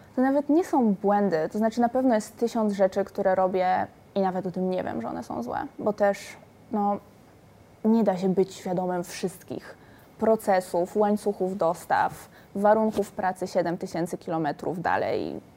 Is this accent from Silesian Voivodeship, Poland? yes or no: yes; Silesian Voivodeship, Poland; moved away; moje miasto rodzinne, wychowywałam się na Górnym Śląsku